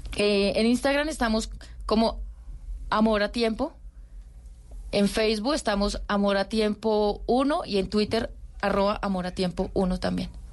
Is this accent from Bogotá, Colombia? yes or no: no; Tuluá, Valle del Cauca, Colombia; moved away as an adult; also born or lived in Caquetá; now in Bogotá, Colombia; Yo soy vallecaucana, yo soy de Tuluá Valle.